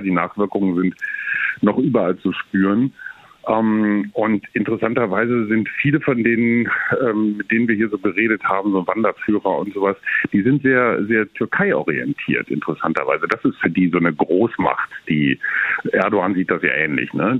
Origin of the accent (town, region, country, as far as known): Germany